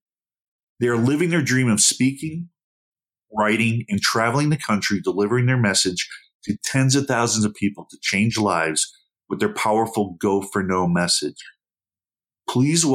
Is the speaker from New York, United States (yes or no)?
yes; Buffalo, New York, United States; now in Arizona, United States; I grew up in Buffalo, New York